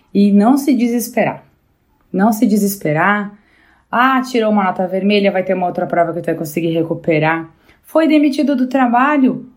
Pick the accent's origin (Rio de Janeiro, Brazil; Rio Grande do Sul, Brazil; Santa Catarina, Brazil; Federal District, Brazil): Rio Grande do Sul, Brazil; Bento Gonçalves; Eu sou gaúcha, aqui da cidade de Bento Gonçalves